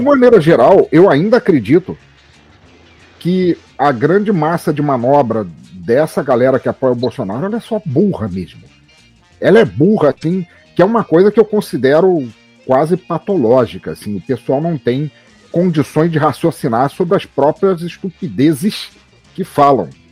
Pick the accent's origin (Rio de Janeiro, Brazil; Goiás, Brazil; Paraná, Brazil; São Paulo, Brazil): Rio de Janeiro, Brazil; moved away; also born or lived in Santa Catarina / Itajaí; eu morei 20 anos em Santa Catarina, mas fui criado no Rio de Janeiro, entre Vila Isabel e a Lapa